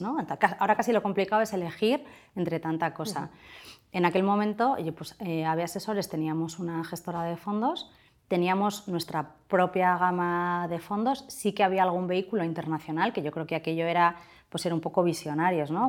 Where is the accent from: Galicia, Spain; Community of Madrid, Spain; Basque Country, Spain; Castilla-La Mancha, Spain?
Basque Country, Spain; Portugalete; Soy de Portugalete